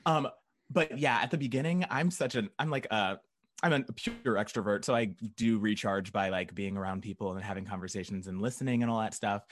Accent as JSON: {"language": "English", "town": "Tulsa", "region": "Oklahoma", "country": "United States", "tie": "born or raised there", "also_born_or_lived": "Norman, Oklahoma", "moved": "as an adult", "lives_now": "Chicago, United States", "said": "I grew up in Tulsa. I went to college in Norman, and then I moved here right after college. So, Chicago"}